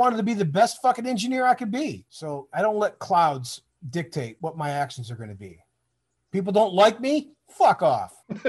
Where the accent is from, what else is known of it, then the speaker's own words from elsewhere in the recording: Detroit, Michigan, United States; born there; also born or lived in Toronto, Canada / Florida; Like we talked about, like I was born in Detroit, right? But it's like I moved to Toronto. So I went from Detroit to Toronto, back to Detroit to Florida, back to Detroit again, and then the Army.